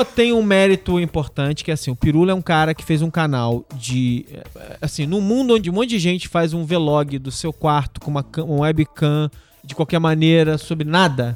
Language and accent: Portuguese; Brazil; Os anos 70 e 80, onde eu cresci no Brasil